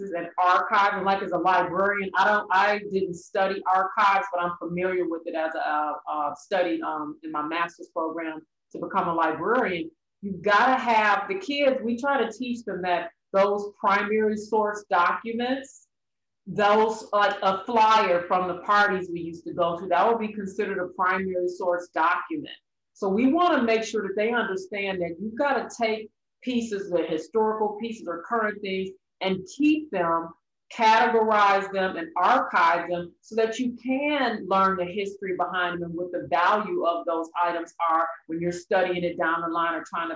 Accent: Detroit, Michigan, United States; I am a native Detroiter, born and raised in Detroit

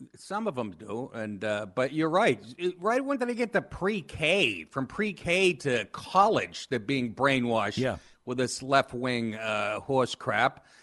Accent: Boston, Massachusetts, United States; moved away as an adult; also born or lived in Maine / Los Angeles / New York; I grew up in Boston

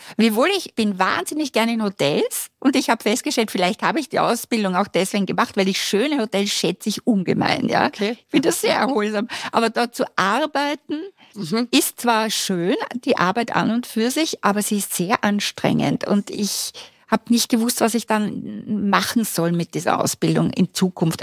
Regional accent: Styria, Austria; now in Vienna, Austria; ich komme aus der Steiermark, ich habe keine Familie in Wien.

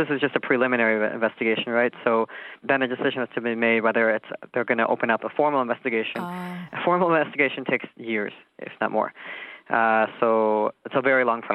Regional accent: United States; now in Israel; growing up in America as a Jew

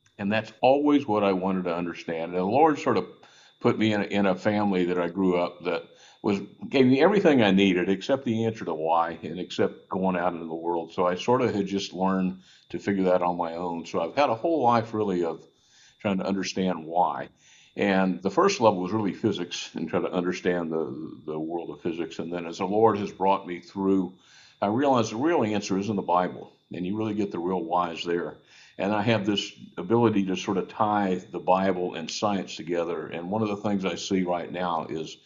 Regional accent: Houston, Texas, United States; also born or lived in New Braunfels, Texas; I am a Texas boy. I was born in Houston

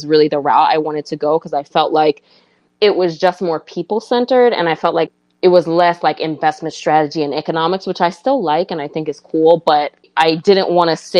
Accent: New York City, New York, United States; moved away as an adult; also born or lived in Puerto Rico (ancestry) / Gambia (ancestry); now in Washington, D.C., United States; I grew up in New York City

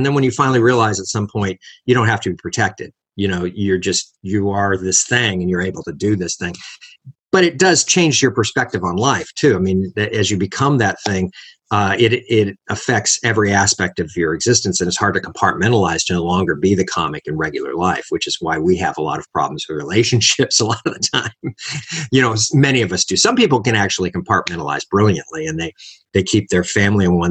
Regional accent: Los Angeles, California, United States; I was raised in Los Angeles, born in Los Angeles.

